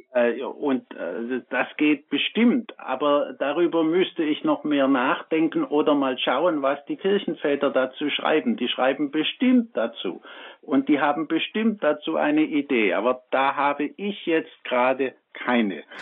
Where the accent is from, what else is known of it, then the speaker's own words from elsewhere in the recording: Swabia, Germany; Ich bin aus dem Schwabenland